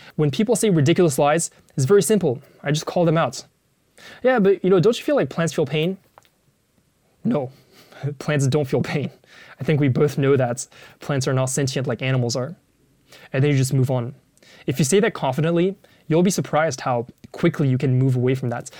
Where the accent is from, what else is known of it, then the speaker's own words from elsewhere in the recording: Paris, Île-de-France, France; I grew up in Paris